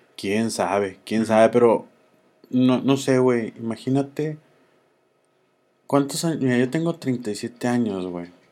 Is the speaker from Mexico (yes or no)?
yes; Mexico